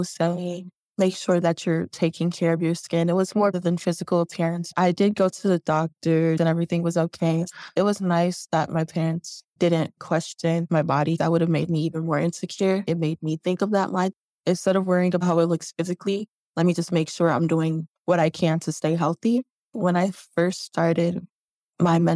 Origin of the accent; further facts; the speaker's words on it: Chicago, Illinois, United States; growing up in Chicago on the South Side.